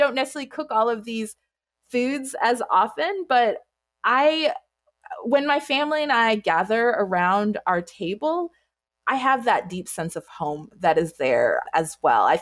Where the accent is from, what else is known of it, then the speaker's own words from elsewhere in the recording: Anchorage, Alaska, United States; I am the child of Jamaican immigrants and I grew up in Anchorage, Alaska.